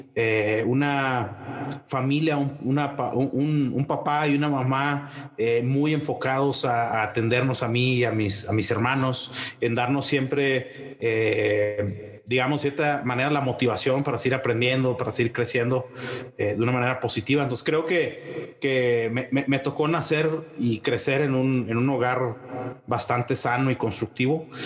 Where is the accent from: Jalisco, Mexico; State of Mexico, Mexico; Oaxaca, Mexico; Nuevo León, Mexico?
Nuevo León, Mexico; Monterrey; moved away as an adult; also born or lived in Fort Collins, Colorado, United States; now in Mexico City, Mexico; soy, soy de Monterrey, de una familia que originalmente viene de Monclova, Coahuila